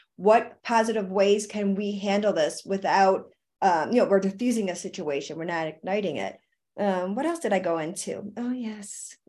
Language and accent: English; Buffalo, New York, United States; moved away; That's where I'm from. I'm from Buffalo, New York